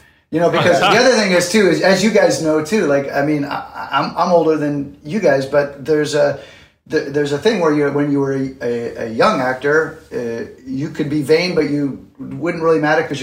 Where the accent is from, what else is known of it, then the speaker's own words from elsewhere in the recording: Canada; moved away as an adult; now in New York City, United States; But yeah, I'm Canadian, and I moved to New York City in, I think, 89 to do Broadway.